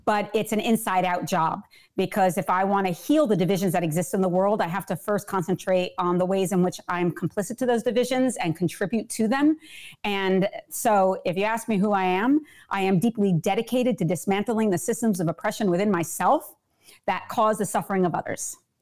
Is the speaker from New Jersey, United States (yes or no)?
yes; New Jersey, United States; I am born and bred in New Jersey